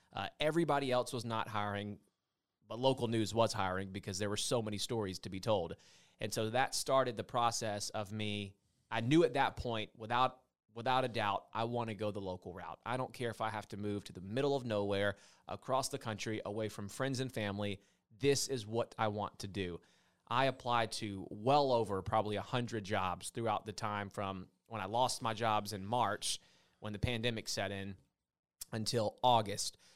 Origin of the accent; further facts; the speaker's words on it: hometown served by the Macon Telegraph, Georgia, United States; In my hometown up the Telegraph was what we received